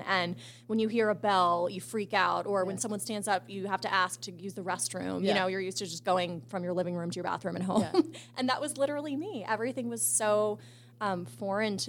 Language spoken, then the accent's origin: English; Rockville, Maryland, United States; moved away as an adult; also born or lived in Arizona; But I grew up in a suburb of Washington, D.C. It's mm-hmm. called Rockville, Maryland. And I lived there till I was 18